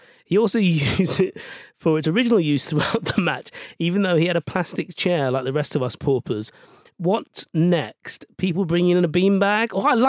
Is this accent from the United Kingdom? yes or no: yes; Ealing, London, United Kingdom; I grew up in Ealing, which has a big Polish community.